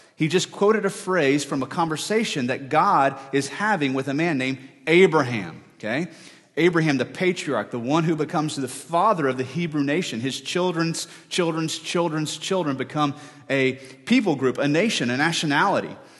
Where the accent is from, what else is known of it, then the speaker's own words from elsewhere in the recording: United States; our reputations on earth as American people